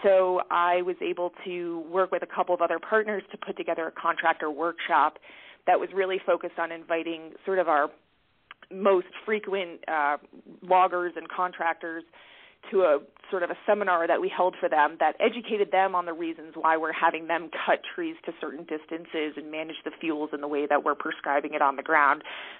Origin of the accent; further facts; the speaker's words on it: Northeast, United States; Like I mentioned, I come from the Northeast, and I have worked as a consulting forester with loggers up in that region. And so moving to Colorado